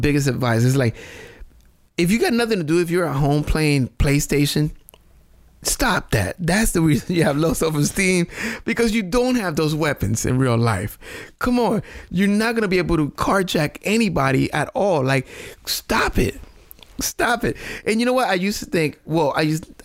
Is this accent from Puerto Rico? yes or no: yes; Puerto Rico; English is a second language; moved away